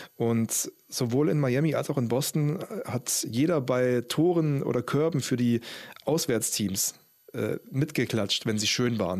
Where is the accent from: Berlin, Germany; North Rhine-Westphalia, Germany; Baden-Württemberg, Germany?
Baden-Württemberg, Germany; Stuttgart; moved away; VfB Stuttgart natürlich, da komme ich her